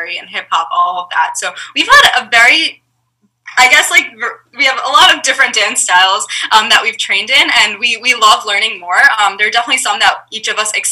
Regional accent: New York City, New York, United States; we grew up in Brooklyn, and there was a huge Russian community out there

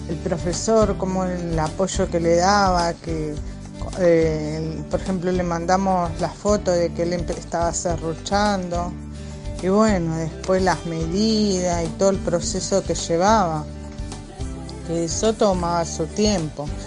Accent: Buenos Aires, Argentina; Hola a todos … de primer año, somos del barrio La Carcova.

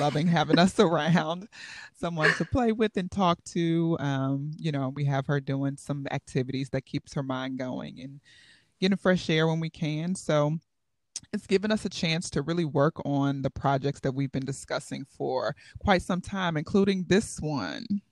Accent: Chicago, Illinois, United States; now in Bethlehem, United States; I was born in Chicago, Illinois, the magnificent Windy City, and I will always call Chi-Tong home

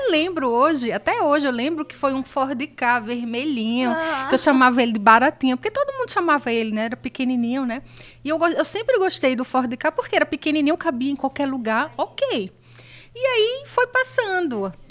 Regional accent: Recife, Pernambuco, Brazil; moved away as an adult; also born or lived in São Paulo

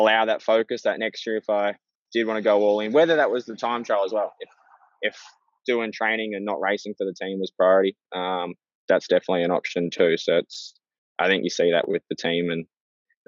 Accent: Australia; being an Aussie

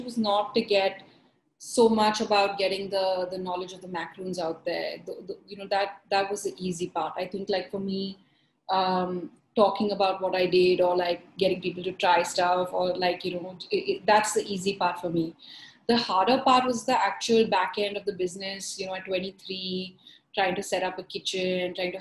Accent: Mumbai, Maharashtra, India; moved away; growing up in Bombay, in school at least, I was just an average student

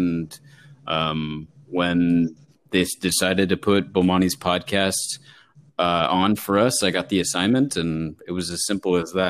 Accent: West Coast, United States; now in Connecticut, United States; I moved out to Connecticut from the West Coast. I went to school in L.A.

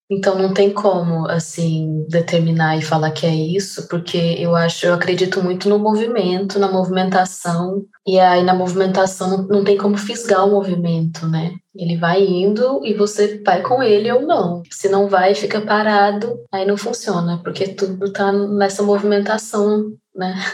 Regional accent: Goiânia, Goiás, Brazil; now in Rio de Janeiro, Brazil; eu tenho 34 anos, eu sou de Goiânia, atualmente eu moro no Rio de Janeiro

